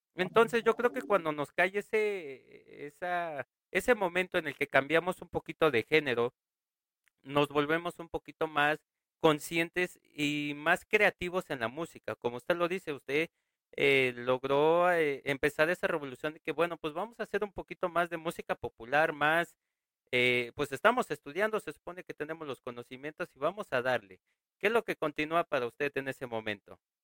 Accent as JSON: {"language": "Spanish", "country": "Mexico", "said": "aquí en México y en mi pueblo"}